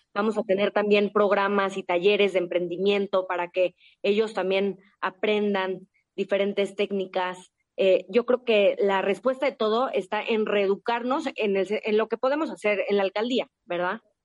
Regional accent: Mexico; A mí México me ha dado todo. Yo tengo un amor profundo por mi país, por mi gente, por mi tierra

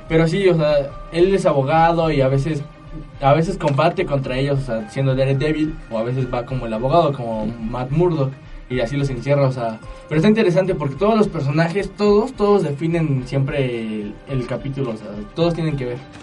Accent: Mexico; uno como mexicano

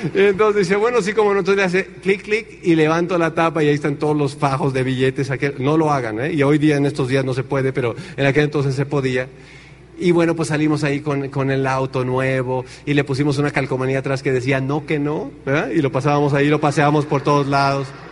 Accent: Tenancingo, Mexico; moved away as an adult; also born or lived in Chicago, United States; en mi pueblo no hay agua.

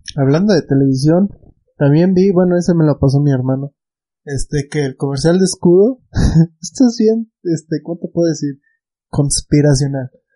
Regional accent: Mexico; nosotros somos pues, mexicanos, estamos al lado de Estados Unidos

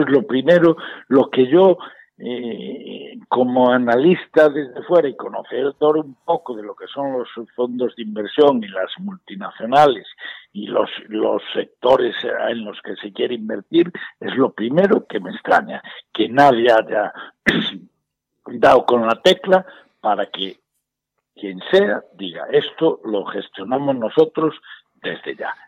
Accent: Galicia, Spain; como gallego, incluso como español

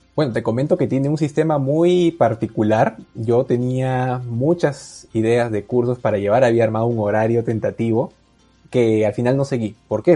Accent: Peru; first language Spanish; soy peruano

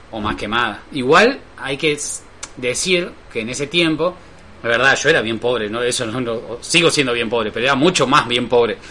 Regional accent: Rosario, Santa Fe, Argentina; somos rosarinos de ciudad

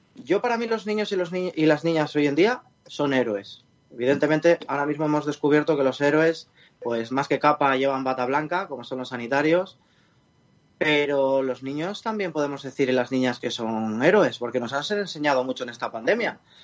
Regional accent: Spain; de donde yo soy, de La Viana

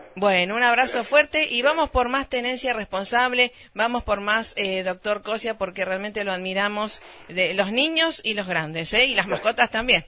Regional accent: Rosario, Santa Fe, Argentina; moved away as an adult; now in Varadero, Cuba; somos rosarinas

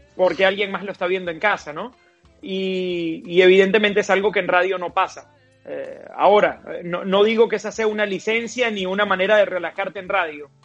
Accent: Puerto Ordaz, Bolívar, Venezuela; now in United States; yo soy de Puerto Ordaz, en Venezuela, en el suroriente del país

